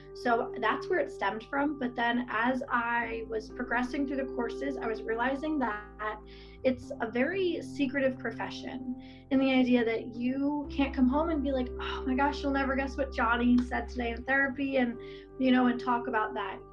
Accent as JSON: {"language": "English", "area": "Bucks County", "region": "Pennsylvania", "country": "United States", "tie": "born or raised there", "moved": "as an adult", "lives_now": "Lancaster, United States", "said": "I grew up in Bucks County, but now I live in Lancaster"}